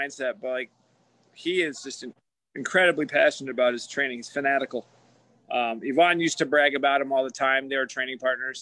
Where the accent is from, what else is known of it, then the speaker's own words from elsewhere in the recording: New York, United States; moved away; I'm a New Yorker